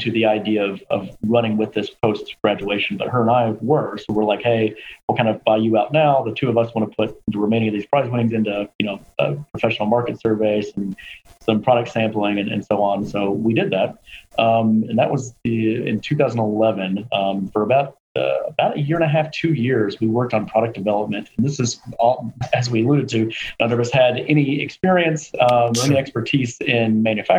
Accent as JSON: {"language": "English", "town": "Louisville", "region": "Kentucky", "country": "United States", "tie": "born or raised there", "said": "the University of Louisville in Kentucky, which is where I'm from. My hometown."}